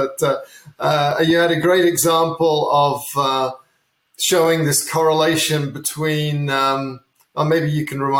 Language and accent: English; England, United Kingdom; I grew up in England